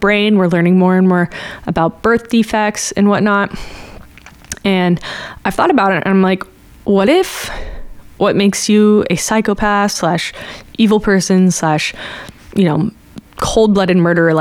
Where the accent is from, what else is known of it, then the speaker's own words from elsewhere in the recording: Bay Area, California, United States; I'm from the Bay Area and we had Live 105